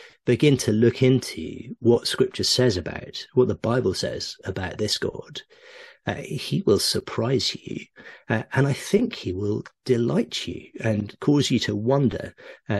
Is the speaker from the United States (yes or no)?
no; Oxford, South East England, United Kingdom; I grew up in Oxford